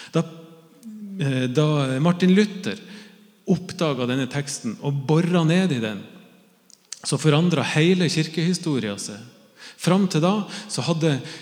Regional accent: Northern Norway, Norway; jeg er jo nordlending

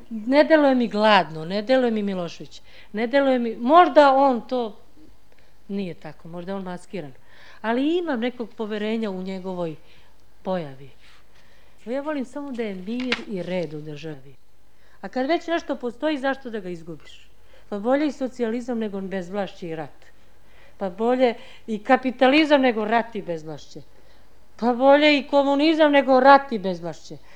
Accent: Bosnia & Herzegovina; Ja sam srpkinja iz Bosne, ali prava. I nema srbina iz Bosne većeg od mene.

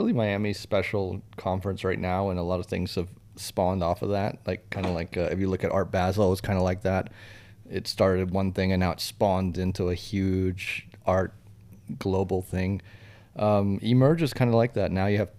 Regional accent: Brazil; born there; also born or lived in Switzerland; I've lived in, you know, three continents. I was born in Brazil. I speak four languages.

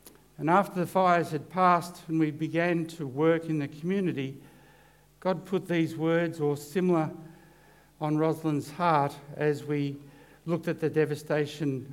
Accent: Corryong, Victoria, Australia; I'm from Corryong

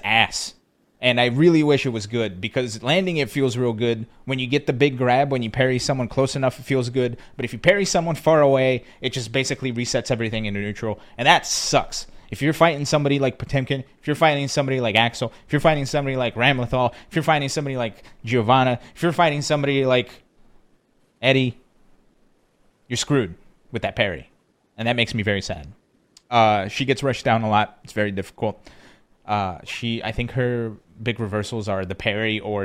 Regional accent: United States; Our own country, USA

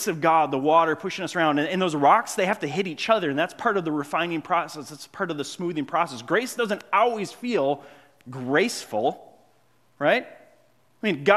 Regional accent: Grand Marais, Minnesota, United States; moved away; I grew up in Grand Marais by Lake Superior.

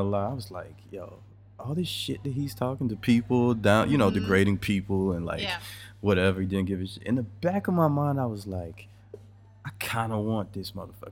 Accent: United States; I'm from America

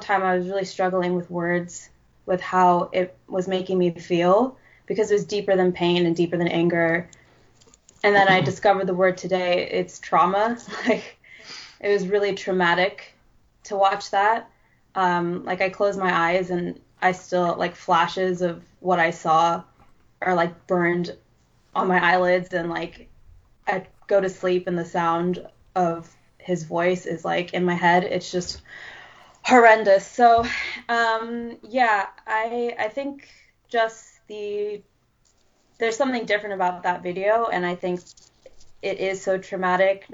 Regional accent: United States; being American

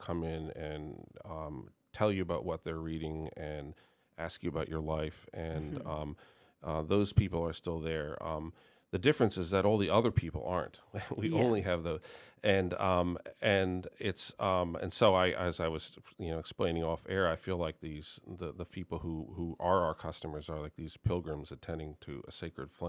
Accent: Northern Virginia, United States; moved away as an adult; also born or lived in Germany; now in Northampton, United States; my hometown in Northern Virginia

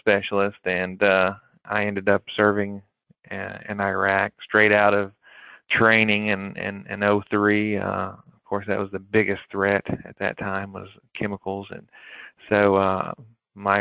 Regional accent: McKee, Kentucky, United States; I grew up in Eastern Kentucky, a small area, Jackson County, as most people know, the McKee area, and is a very small town

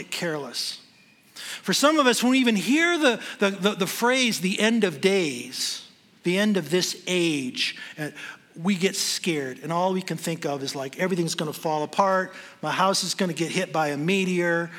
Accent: Michigan, United States; moved away as an adult; now in Denver, United States; I'm from Michigan

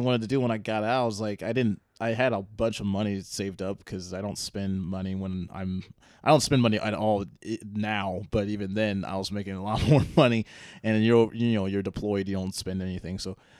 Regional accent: Joliet, Illinois, United States; Joliet. So.

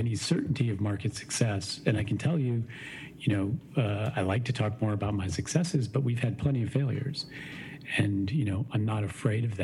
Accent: Maine, United States; now in Chicago, United States; I grew up in Maine.

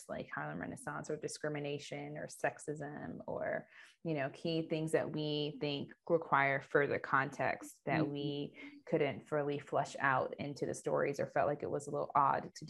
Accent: Ethiopia; Ethiopia, which is my home country

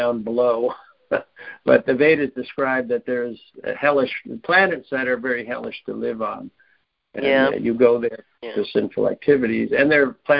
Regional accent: New York, United States; I'm born in New York. To you know, my mother was from Queens and my father was from

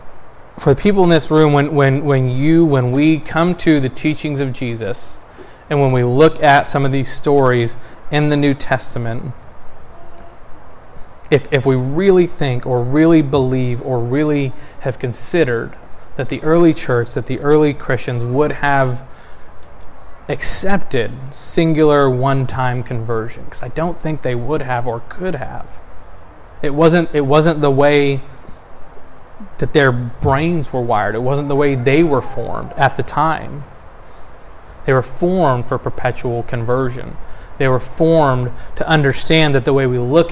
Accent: Texas, United States; I was born in Texas in December 1987

